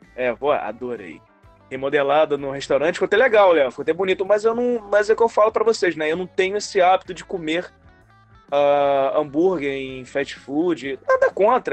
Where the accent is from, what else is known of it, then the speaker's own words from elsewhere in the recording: Campos dos Goytacazes, Rio de Janeiro, Brazil; now in Rio de Janeiro, Brazil; como eu nasci em Campos, não tinha essas paradas lá. Fui ver, conhecer McDonald's, Bob's lá com 10 anos de idade